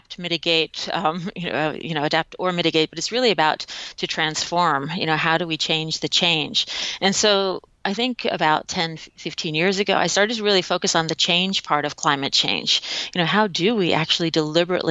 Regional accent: a suburb of New York in Connecticut, United States; also born or lived in Hong Kong / Thailand; growing up in kind of a suburb of New York in Connecticut

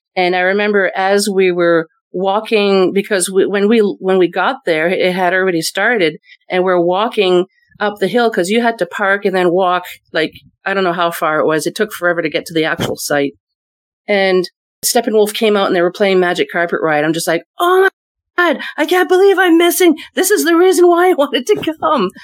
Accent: Moncton, New Brunswick, Canada; also born or lived in Fredericton, New Brunswick; our hometown's the Moncton area

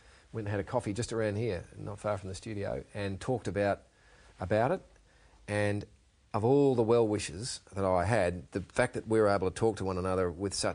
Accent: Perth, Western Australia, Australia; when I grew up in Perth

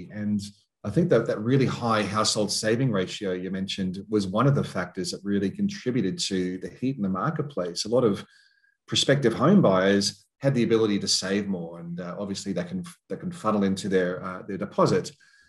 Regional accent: Queensland, Australia; Even though as a Queenslander, I can go out and do some shopping.

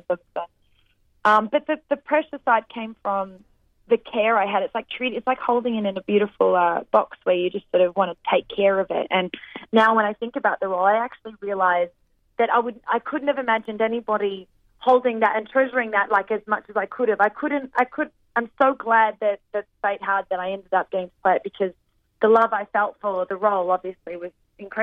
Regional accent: Australia; accent: Australian; my Australian accent

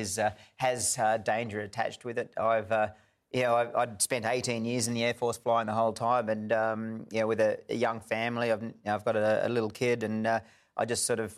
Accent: Australia; as an Aussie

